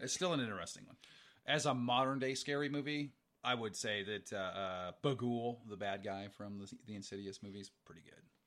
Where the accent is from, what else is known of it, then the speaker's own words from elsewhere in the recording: Montana, United States; we're from Montana. We have harsh winters.